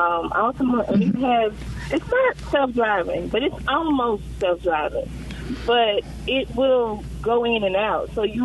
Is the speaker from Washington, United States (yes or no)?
no; Tennessee, United States; my husband and I were driving like 1970, 80 cars in the 90s when we were growing up in Tennessee.